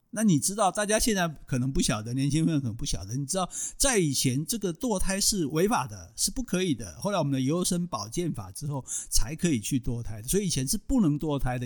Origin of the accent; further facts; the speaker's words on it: Taiwan; 我们台湾人